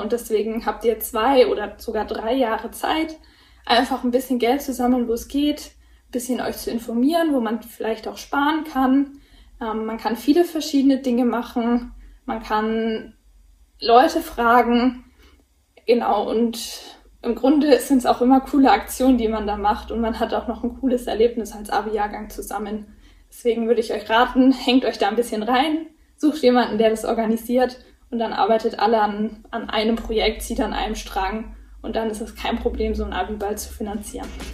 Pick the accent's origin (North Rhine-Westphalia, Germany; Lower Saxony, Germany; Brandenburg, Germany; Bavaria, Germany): Bavaria, Germany; Erlangen; Bei uns in Erlangen